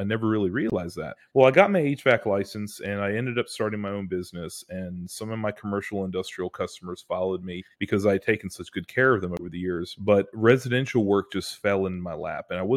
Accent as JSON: {"language": "English", "town": "Greensboro", "region": "North Carolina", "country": "United States", "tie": "born or raised there", "said": "I was born and raised in Greensboro, which is sort of in the middle of North Carolina"}